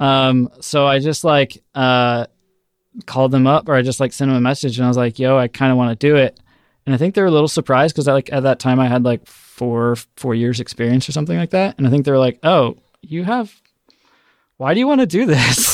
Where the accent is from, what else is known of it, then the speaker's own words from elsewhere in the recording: Orlando, Florida, United States; moved away as an adult; I'm from Orlando, Florida